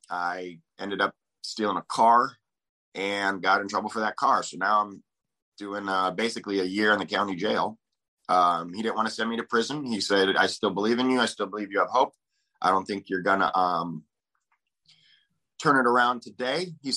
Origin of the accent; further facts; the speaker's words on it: Aberdeen, Washington, United States; Aberdeen, Washington.